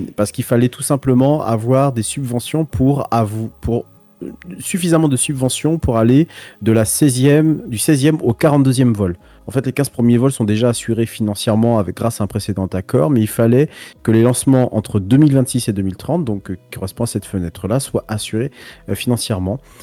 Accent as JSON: {"language": "French", "country": "France", "said": "nous en tant que Français"}